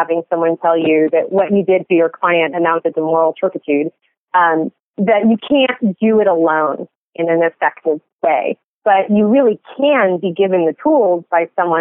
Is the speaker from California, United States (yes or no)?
yes; California, United States; moved away as an adult; also born or lived in Connecticut / New York / New Jersey / Australia; now in Georgia, United States; I was born and raised in California